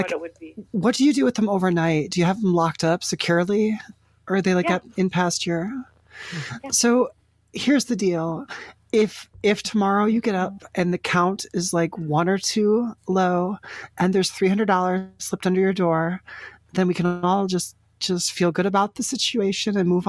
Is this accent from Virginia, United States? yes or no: no; Vermont, United States; I'm actually from Vermont. We're traveling cross country in the RV.